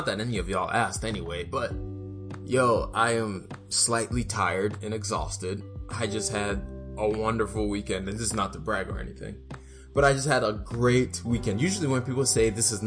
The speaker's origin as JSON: {"language": "English", "country": "Nigeria", "tie": "born or raised there", "moved": "yes", "lives_now": "United States", "said": "where I grew up in Nigeria and moved to the U.S."}